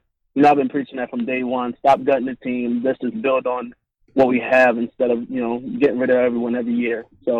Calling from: Maryland, United States; It's … from Maryland.

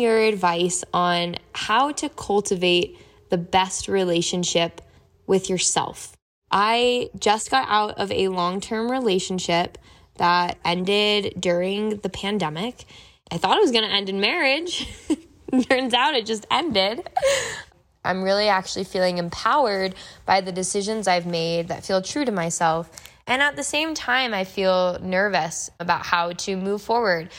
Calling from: Denver, Colorado, United States; I'm calling in from Denver, Colorado

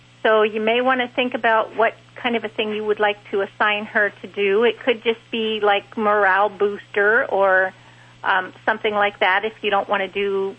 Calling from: Winder, Georgia, United States; Winder, Georgia.

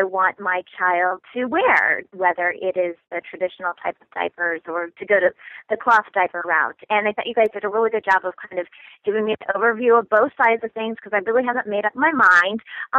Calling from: Kansas City, Missouri, United States; Hi, Casey. … I'm calling from Kansas City, Missouri.

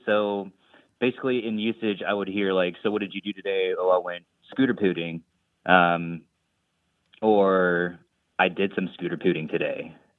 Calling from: Greenville, North Carolina, United States; I'm calling from Greenville, North Carolina.

